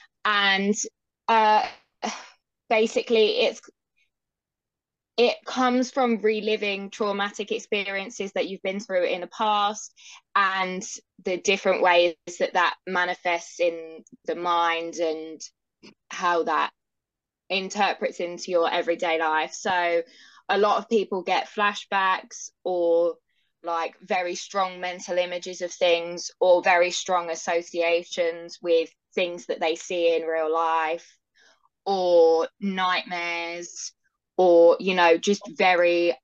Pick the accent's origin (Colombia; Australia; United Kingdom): United Kingdom; London; I'm from London in the UK.